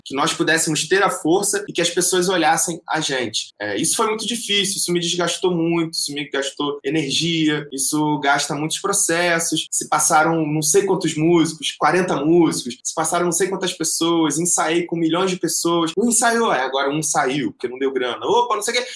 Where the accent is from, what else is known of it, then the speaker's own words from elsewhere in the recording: Rio de Janeiro, Brazil; also born or lived in Guaratiba; um cara que é de Campo Grande, que nasceu em Campo Grande